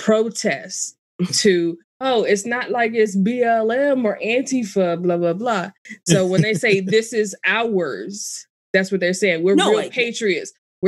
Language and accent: English; Washington, District of Columbia, United States; I grew up here in DC. Well, you know, in around DC. I was born here